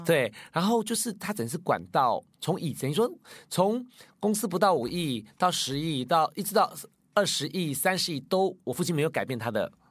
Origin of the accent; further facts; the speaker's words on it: Taiwan; moved away as an adult; also born or lived in United Kingdom; 二十二岁以前都在台湾